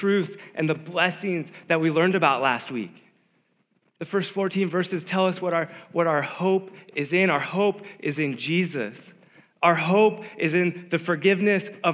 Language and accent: English; Davis, California, United States; growing up in Davis